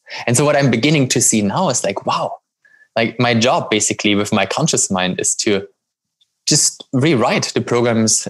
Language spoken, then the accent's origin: English; Germany; moved away; I grew up in Germany